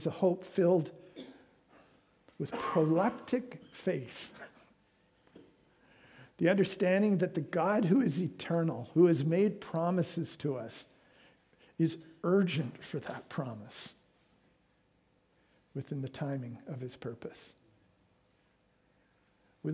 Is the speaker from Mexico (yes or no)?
no; Vancouver, British Columbia, Canada; moved away as an adult; also born or lived in Calgary; I was from Vancouver.